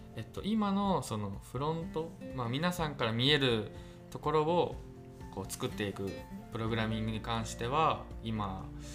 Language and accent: Japanese; Nagoya, Aichi, Japan; 名古屋出身